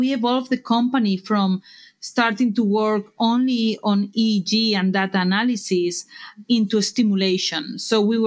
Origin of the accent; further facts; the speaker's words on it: Barcelona, Catalonia, Spain; English is a second language; moved away as an adult; now in United States; We were incorporated in 2011 in Barcelona, as you can tell by my accent